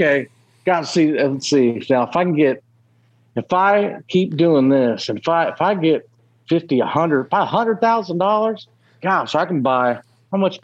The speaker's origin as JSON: {"language": "English", "region": "Ohio", "country": "United States", "tie": "born or raised there", "moved": "yes", "lives_now": "Tennessee, United States", "said": "growing up in Ohio used to be the little quiet spot"}